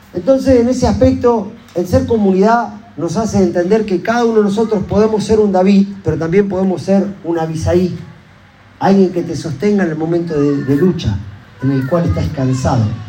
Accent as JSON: {"language": "Spanish", "country": "Argentina", "said": "como ciudadano argentino"}